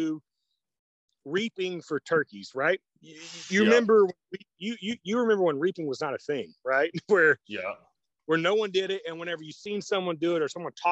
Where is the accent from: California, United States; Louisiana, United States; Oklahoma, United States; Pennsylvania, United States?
Oklahoma, United States; I'm from Oklahoma